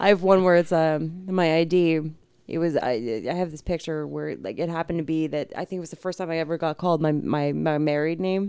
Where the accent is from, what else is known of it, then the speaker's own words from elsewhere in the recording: New York, United States; we're from New York